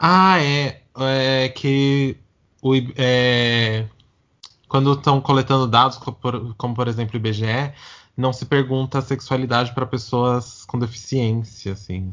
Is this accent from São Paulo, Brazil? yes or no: yes; Santo André, São Paulo, Brazil; eu sou de Santo André, então assim, quando eu era menor, eu ia na Parada de Santo André